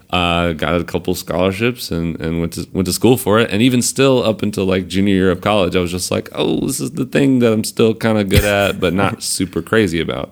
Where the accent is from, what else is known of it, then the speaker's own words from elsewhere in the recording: Central Georgia, United States; moved away as an adult; now in New York City, United States; I come from Georgia